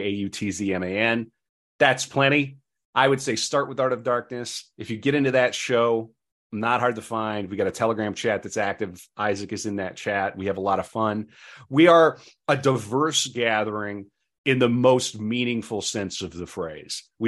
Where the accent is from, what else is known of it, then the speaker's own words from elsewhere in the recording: North Dakota, United States; we're from North Dakota, which is barely the Midwest